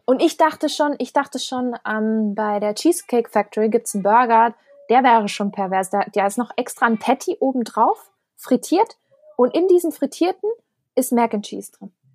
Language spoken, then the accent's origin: German; Germany; als Europäer, als, als Deutscher